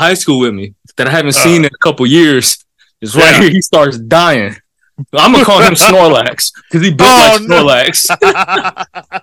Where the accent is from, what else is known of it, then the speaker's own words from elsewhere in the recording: Milwaukee, Wisconsin, United States; I'm from Milwaukee.